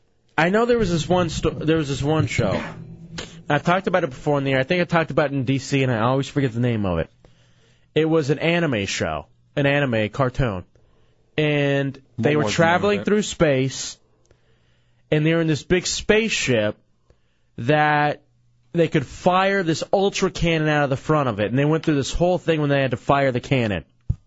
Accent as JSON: {"language": "English", "town": "Dallas", "region": "Texas", "country": "United States", "tie": "born or raised there", "moved": "yes", "said": "I definitely had it in Dallas. I mean, that's where I grew up watching it"}